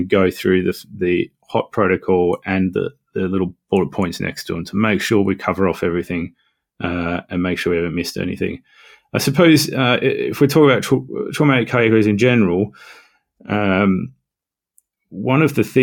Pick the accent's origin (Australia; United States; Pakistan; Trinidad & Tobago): Australia; moved away as an adult; also born or lived in London; now in North East England, United Kingdom; I am from Australia